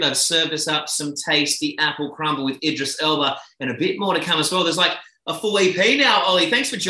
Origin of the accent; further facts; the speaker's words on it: Tasmania, Australia; moved away; my hometown down in Tassie